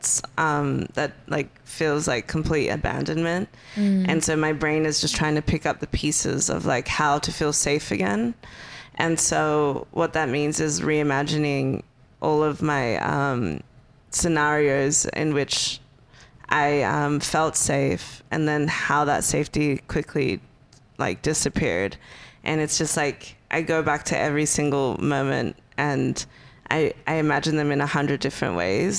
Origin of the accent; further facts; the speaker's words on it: Perth, Western Australia, Australia; moved away as an adult; now in Los Angeles, United States; I grew up in Perth, and so it's always sunny